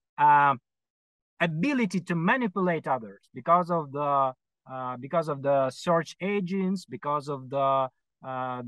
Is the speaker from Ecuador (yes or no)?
no; Ukraine; as many people here in Ukraine, I was born in Soviet Union